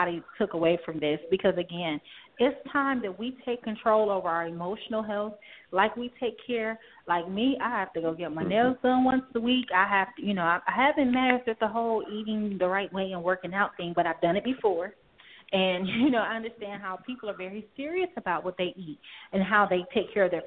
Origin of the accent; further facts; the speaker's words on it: Gary, Indiana, United States; my hometown of Gary, Indiana.